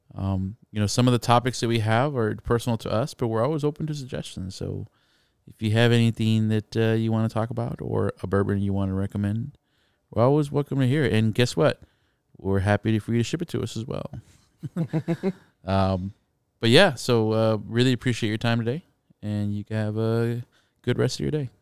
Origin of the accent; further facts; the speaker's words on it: San Antonio, Texas, United States; growing up in San Antonio, kind of used to the traditions